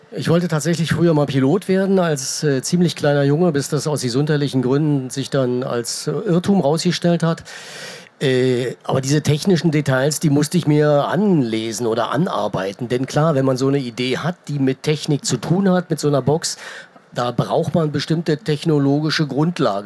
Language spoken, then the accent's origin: German; Germany; Ich bin in der DDR groß geworden